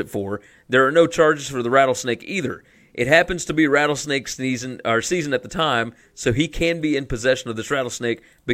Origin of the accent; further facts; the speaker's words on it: the South, United States; we're from the South